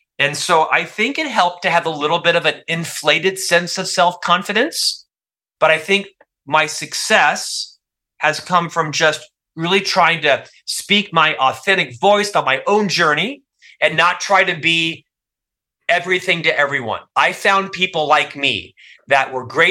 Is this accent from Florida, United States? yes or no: yes; Orlando, Florida, United States; moved away as an adult; also born or lived in Provo, Utah; born and raised in Orlando, Florida